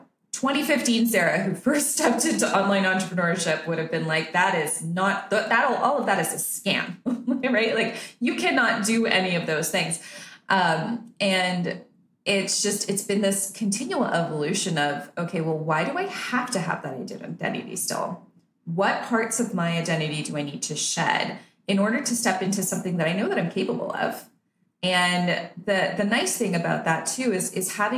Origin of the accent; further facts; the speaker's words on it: Canada; now in Nicaragua; I'm Canadian because that's where I was born and raised.